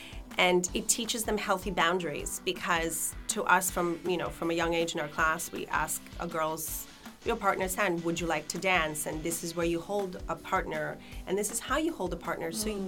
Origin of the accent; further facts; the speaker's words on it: Canada; also born or lived in Lithuania / Israel; So I was born in Lithuania. I moved to Israel when I was, after 6 years from Israel, my family immigrated to Canada.